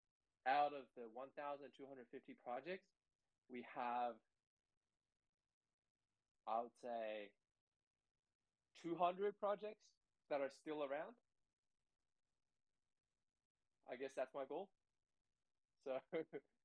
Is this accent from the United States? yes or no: no; Sydney, New South Wales, Australia; I grew up in Sydney.